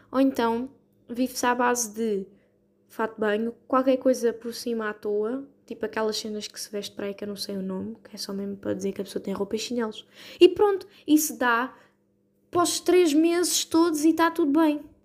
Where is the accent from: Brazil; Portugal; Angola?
Portugal; somos tugas